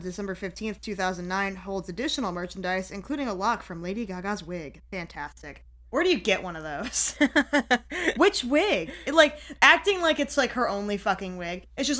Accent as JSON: {"language": "English", "region": "Oklahoma", "country": "United States", "said": "I'm from Oklahoma"}